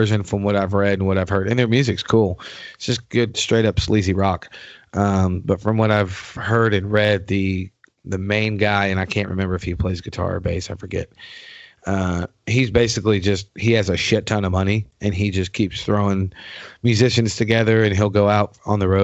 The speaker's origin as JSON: {"language": "English", "region": "New York", "country": "United States", "moved": "yes", "said": "I'm originally from New York."}